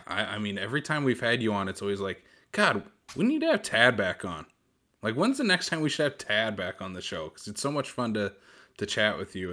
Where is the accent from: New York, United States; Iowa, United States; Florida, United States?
Iowa, United States; now in South Dakota, United States; I'm I'm originally from Iowa